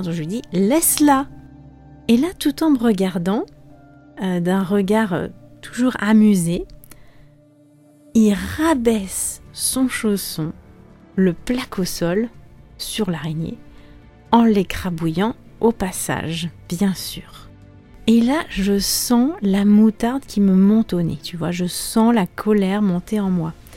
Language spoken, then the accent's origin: French; France; moved away as an adult; also born or lived in Spain; j'étais rentrée au pays, où j'étais rentrée chez mes parents